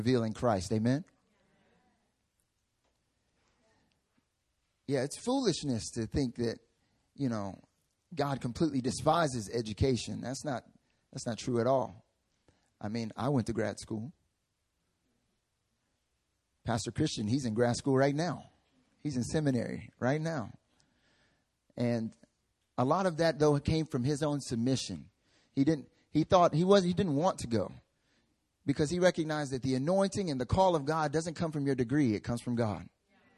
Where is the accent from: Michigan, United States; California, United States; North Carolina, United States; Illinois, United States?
North Carolina, United States; now in South Korea; when I went back home